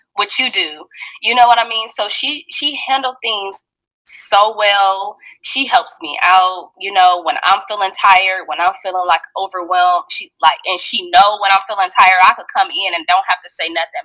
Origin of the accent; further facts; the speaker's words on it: Fort Wayne, Indiana, United States; I'm from Fort Wayne, Indiana, um, and I'm still currently living in Fort Wayne, Indiana right now.